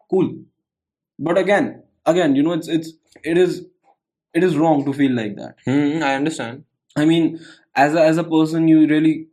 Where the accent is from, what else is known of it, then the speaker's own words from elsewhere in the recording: India; English is a second language; But then, as an Indian, I also know for a fact that in the last 70 years, 75 years, ever since we've got independence